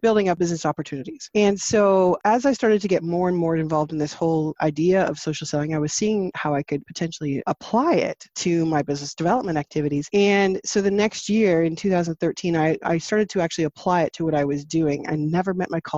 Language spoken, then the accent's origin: English; Canada; also born or lived in St. Jacobs, Ontario; I am Canadian. I am outside of Toronto, about an hour and a half, 2 hours from downtown, near Waterloo. I live in a little tiny village called St. Jacobs.